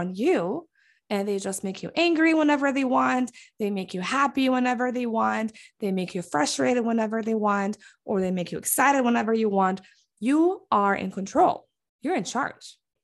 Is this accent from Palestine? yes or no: yes; Bethlehem, West Bank, Palestine; now in Michigan, United States; we got married in Palestine, specifically in Bethlehem, the city where I was born and raised